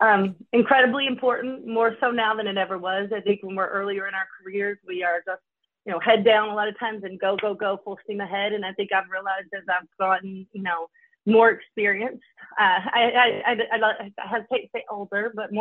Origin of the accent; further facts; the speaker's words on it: the South, United States; you know, growing up in the South, I love hometowns, like home comfort food.